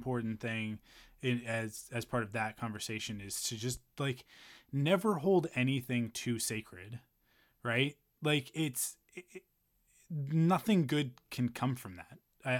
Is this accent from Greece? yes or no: no; Canada; We're Canadian.